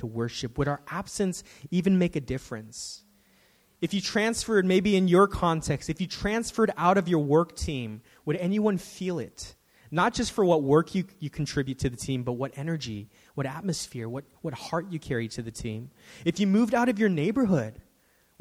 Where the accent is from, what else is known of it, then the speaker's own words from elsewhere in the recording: San Francisco, California, United States; I'm a native. I was born here in San Francisco.